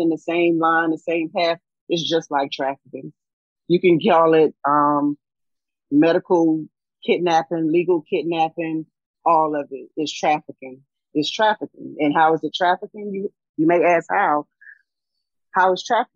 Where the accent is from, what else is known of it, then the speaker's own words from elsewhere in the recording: South Carolina, United States; I'm from South Carolina, small town in South Carolina.